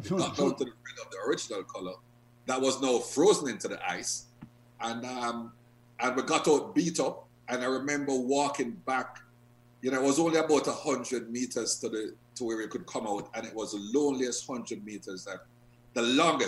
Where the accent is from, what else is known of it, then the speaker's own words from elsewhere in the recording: Jamaica; I am from Jamaica. I know the type of country it is.